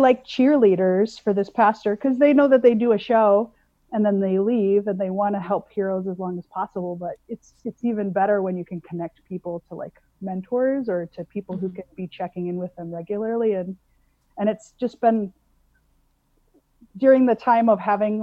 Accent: South Dakota, United States; I grew up in South Dakota

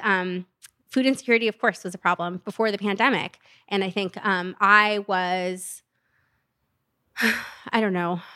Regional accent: Stockton, California, United States; I'm from Stockton.

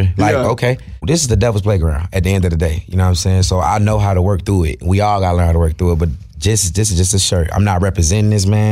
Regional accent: Jacksonville, Florida, United States; from Jacksonville, Florida

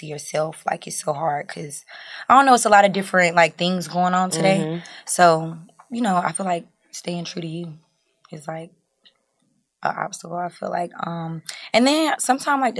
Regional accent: North Carolina, United States; I'm from North Carolina

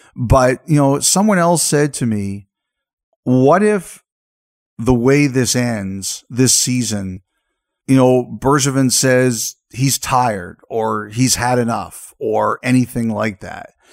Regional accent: Canada; as a Canadian

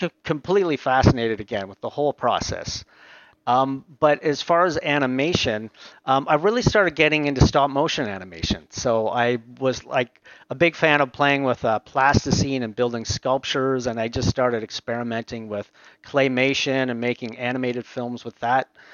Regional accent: Aurora, Ontario, Canada; also born or lived in Montreal, Quebec; I grew up most of my uh, youth in uh, Aurora, Ontario

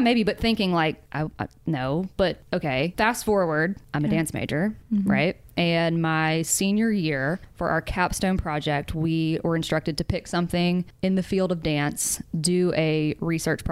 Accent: Mobile, Alabama, United States; moved away as an adult; also born or lived in New York; now in Nashville, United States; before I moved to New York, I actually moved home for like a year and a half and while in Mobile, Alabama

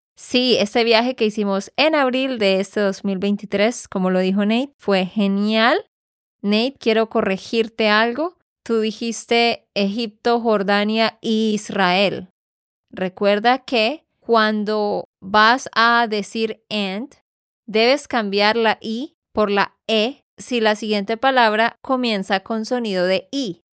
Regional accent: Santander, Colombia; de Santander, Colombia.

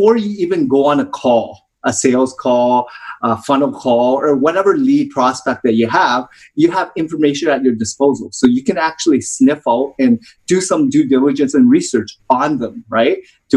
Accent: Toronto, Ontario, Canada; I grew up in Toronto, Ontario

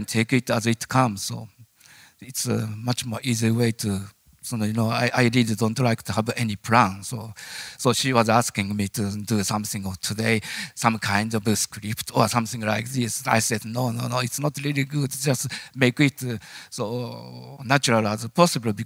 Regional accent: Japan; English is a second language; moved away as an adult; born as a Japanese

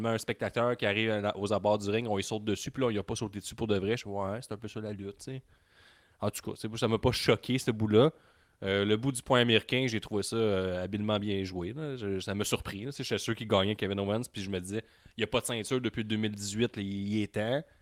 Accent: Canada

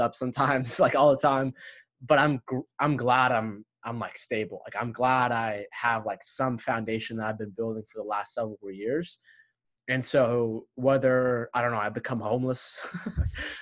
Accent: United States; my parents were immigrants when they came here to America a year before I was born from Egypt

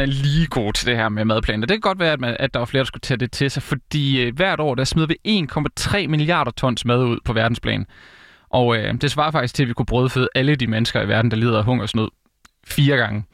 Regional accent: Vejle, Southern Denmark, Denmark; moved away as an adult; also born or lived in Odense; Jeg er jo fra Vejle og har også læst i Vejle

